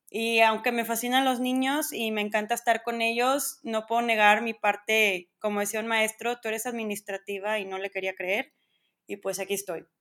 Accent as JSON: {"language": "Spanish", "town": "Monterrey", "region": "Nuevo León", "country": "Mexico", "tie": "born or raised there", "said": "soy regia 100%, aquí nací, aquí crecí"}